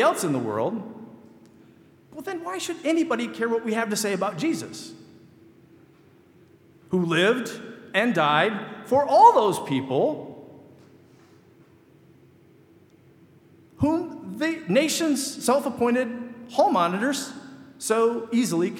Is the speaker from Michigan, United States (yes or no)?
yes; Michigan, United States; moved away; I grew up in Michigan